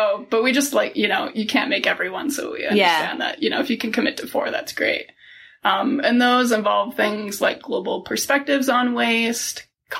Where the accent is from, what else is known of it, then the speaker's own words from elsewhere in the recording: Buffalo, New York, United States; now in Salt Lake City, United States; And I'm not originally from Utah. I grew up outside of Buffalo, New York.